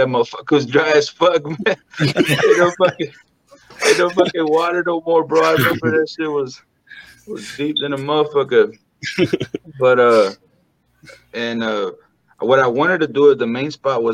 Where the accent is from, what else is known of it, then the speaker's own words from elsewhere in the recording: Texas, United States; my hometown, all the Mexicans and, you know, everybody just that we were raised with and just, you know, a whole border town type of a feeling